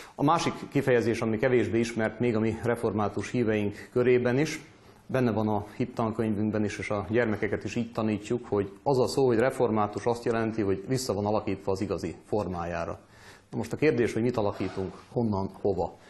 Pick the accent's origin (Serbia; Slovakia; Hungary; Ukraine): Serbia; Vojvodina; különösen itt Vajdaságban, szűkebb pátriánkban, talán magyarként